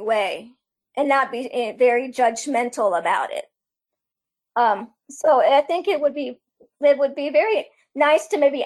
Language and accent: English; Iran; moved away; my home country of Iran